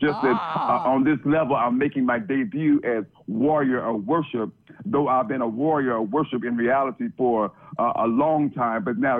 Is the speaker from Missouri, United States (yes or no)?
yes; Kansas City, Missouri, United States; accent: Midwestern; now in New York, United States; It's a Midwestern accent.